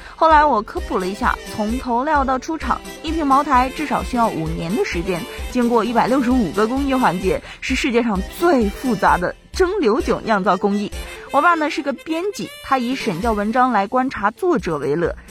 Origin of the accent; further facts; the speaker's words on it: China; 那种我们中国人特有的温度